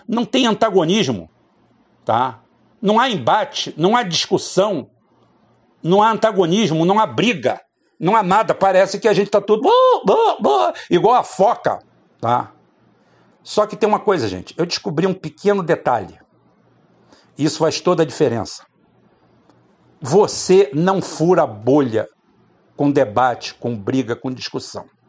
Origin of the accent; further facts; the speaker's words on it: Itaboraí, Rio de Janeiro, Brazil; quando eu era criança pequena aqui em Itaboraí